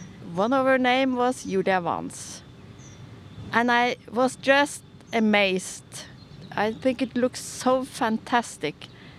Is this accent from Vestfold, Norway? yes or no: yes; Tønsberg, Vestfold, Norway; I have a Swedish surname. I was born in Vestfold, in Tønsberg. I have four siblings and one twin sister.